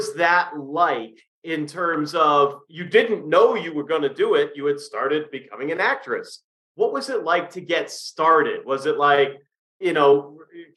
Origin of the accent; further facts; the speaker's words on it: Massachusetts, United States; moved away; I'm originally from Massachusetts